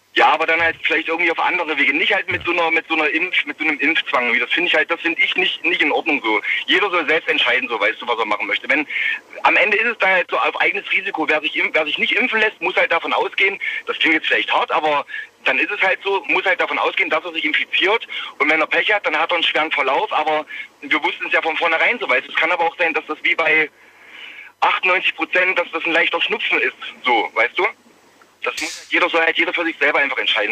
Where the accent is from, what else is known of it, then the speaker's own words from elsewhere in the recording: Leipzig, Saxony, Germany; ich bin eigentlich aus Leipzig